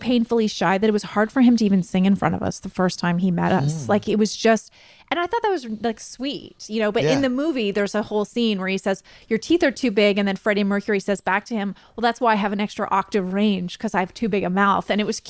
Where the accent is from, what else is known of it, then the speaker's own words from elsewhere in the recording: Canada; we're Canadian, we say biopic.